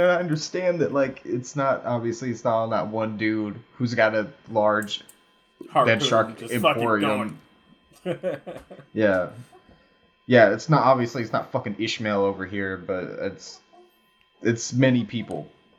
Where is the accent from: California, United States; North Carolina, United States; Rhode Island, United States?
North Carolina, United States; now in Seattle, United States; Yeah, I live in Seattle right now, but originally I'm from North Carolina.